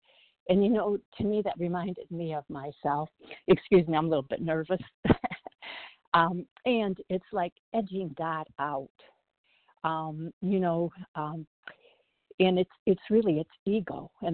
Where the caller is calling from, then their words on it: South Bend, Indiana, United States; from South Bend, Indiana, and I could relate to this so totally.